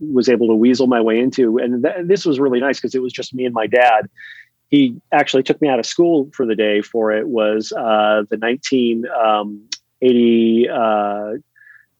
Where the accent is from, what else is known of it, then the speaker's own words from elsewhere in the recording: Orange County, Southern California, United States; I'm an Orange County kid. Grew up in Southern California in the 70s